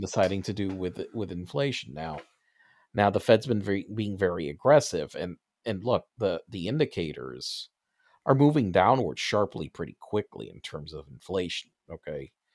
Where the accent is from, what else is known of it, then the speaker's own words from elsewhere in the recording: United States; I'm an American, uh, you know, a, a, as born over here